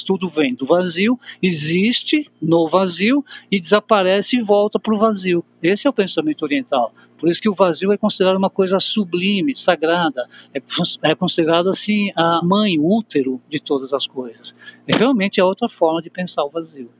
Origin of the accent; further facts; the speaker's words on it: Brazil; nós que nascemos no Brasil